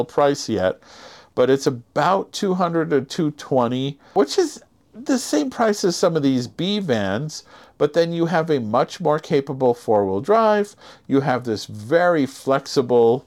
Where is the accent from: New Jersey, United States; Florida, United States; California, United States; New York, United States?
California, United States; moved away; We're not from California anymore